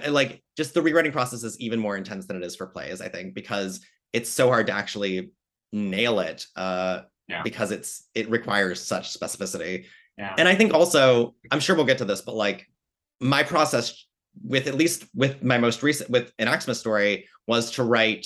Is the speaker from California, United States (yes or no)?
no; Northwestern Pennsylvania, United States; moved away as an adult; also born or lived in New York; I grew up in Northwestern Pennsylvania in the middle of nowhere